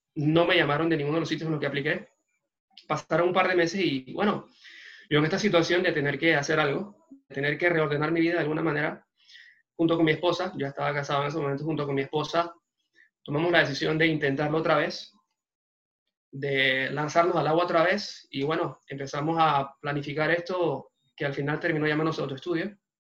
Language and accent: Spanish; La Chorrera, Panamá Oeste, Panama; en buen panameño empezamos con una mano adelante y otra atrás. Hace dos años y pico, eh, salimos de Chorrera